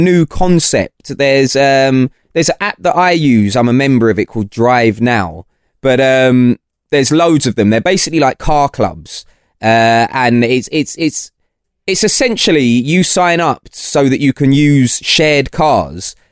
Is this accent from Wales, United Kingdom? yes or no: no; London, United Kingdom; also born or lived in Portsmouth; I'm from London